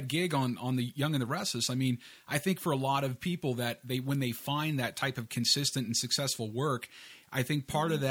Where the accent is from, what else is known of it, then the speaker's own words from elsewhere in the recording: Northern California, United States; moved away; also born or lived in Los Angeles / Venice Beach; I grew up in Northern California, but I split quite a bit of time down in Los Angeles